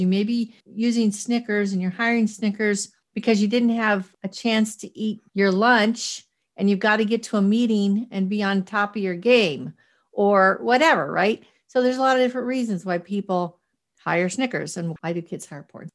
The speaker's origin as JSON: {"language": "English", "town": "Boston", "region": "Massachusetts", "country": "United States", "tie": "born or raised there", "also_born_or_lived": "Cheyenne, Wyoming", "said": "I was raised in two different weird places, not weird, but, like, Boston, Massachusetts, and Cheyenne, Wyoming"}